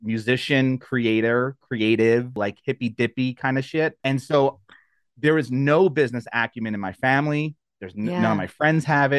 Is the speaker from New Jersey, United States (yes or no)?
yes; New Jersey, United States; now in Longmont, United States; So I'm from New Jersey.